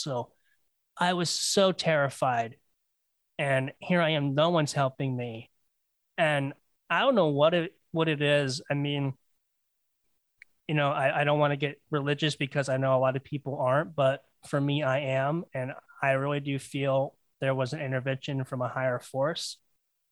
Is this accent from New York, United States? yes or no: no; Florida, United States; to get where I live now, back to my hometown, it's about 8 hours